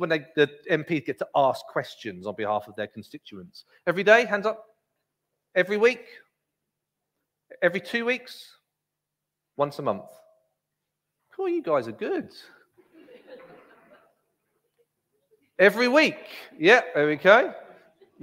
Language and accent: English; England, United Kingdom; I'm a citizen of Great Britain, and with that comes great privileges. I get to be English